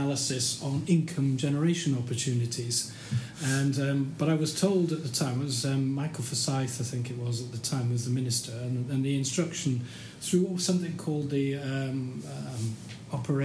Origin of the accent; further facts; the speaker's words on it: Sheffield, Yorkshire and the Humber, United Kingdom; also born or lived in Trowbridge, Wiltshire / Glasgow; now in Edinburgh, United Kingdom; I was born in Trowbridge, Wiltshire, but I don't remember very much of that because my father was at the time working for the Civil Defence and we moved to Sheffield when I was about five or six. And I grew up, spent most of my formative years there